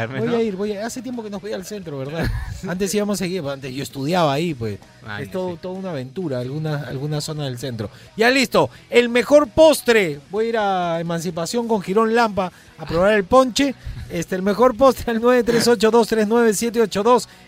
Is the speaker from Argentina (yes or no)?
no; Tarapoto, San Martín, Peru; Lo tomo con café. Soy de Tarapoto, se llama ponche, lo tomo con café.